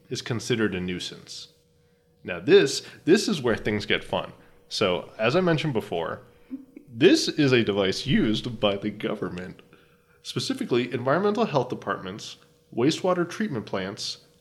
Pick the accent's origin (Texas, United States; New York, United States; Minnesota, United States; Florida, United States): Florida, United States; in my hometown, we had the same problem with noise ordinances